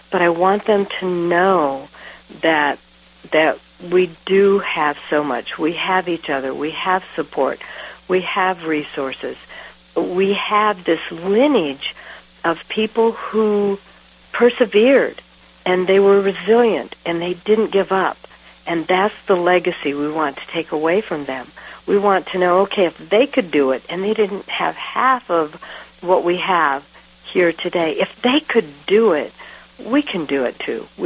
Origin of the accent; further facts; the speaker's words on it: United States; all of a sudden I realized I'm so American.